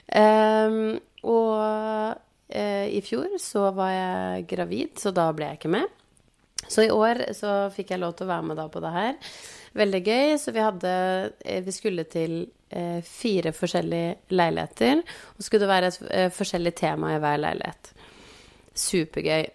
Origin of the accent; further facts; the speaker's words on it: Biri, Innlandet, Norway; jeg er fra Biri